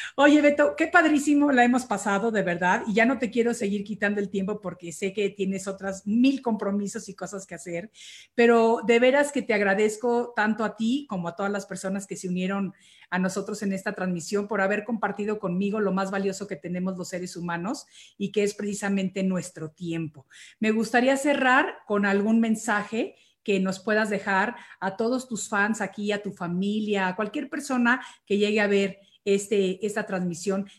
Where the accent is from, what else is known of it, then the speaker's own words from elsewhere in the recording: Mexico; now in United States; yo soy mexicana